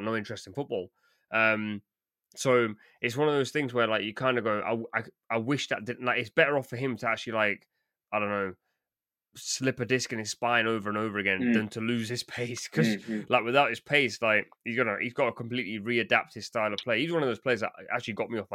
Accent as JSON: {"language": "English", "region": "England", "country": "United Kingdom", "said": "we're English"}